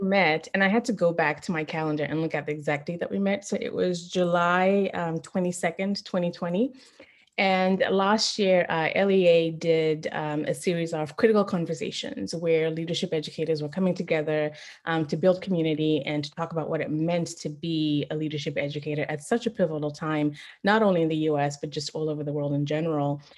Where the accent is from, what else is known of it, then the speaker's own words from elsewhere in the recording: Zimbabwe; now in San Antonio, United States; So I'm Zimbabwean. I was born and raised in Zimbabwe, then I moved to the US.